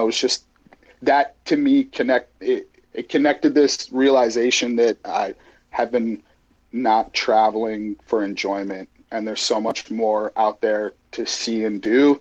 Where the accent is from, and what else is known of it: Edmonton, Alberta, Canada; born or raised there; also born or lived in Glasgow, Scotland; now in San Diego, United States